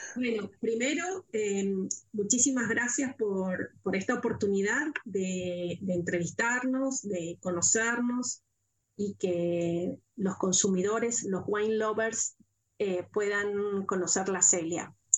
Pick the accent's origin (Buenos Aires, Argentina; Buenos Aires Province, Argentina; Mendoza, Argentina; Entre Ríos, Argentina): Mendoza, Argentina; en mi provincia, en Mendoza